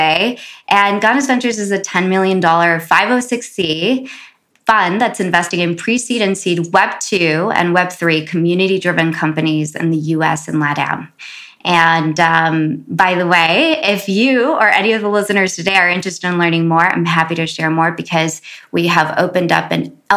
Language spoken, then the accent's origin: English; Los Angeles, California, United States; also born or lived in Compton; growing up in South Central